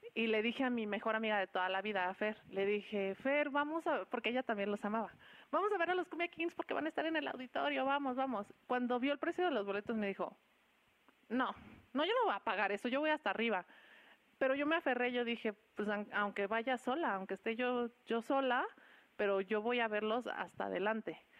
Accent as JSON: {"language": "Spanish", "region": "Querétaro", "country": "Mexico", "tie": "born or raised there", "also_born_or_lived": "Mexico City", "said": "soy orgullosamente chilanga, soy queretana y radico aquí desde los cinco años"}